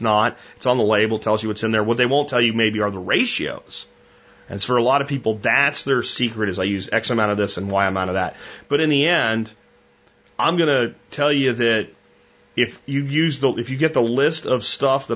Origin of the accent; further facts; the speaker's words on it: Texas, United States; We're from Texas.